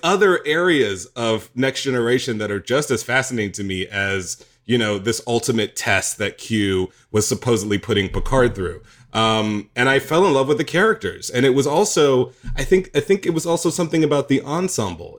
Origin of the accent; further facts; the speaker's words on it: the South, United States; part of being a gay black boy growing up in the South means that you have a divided life. I did.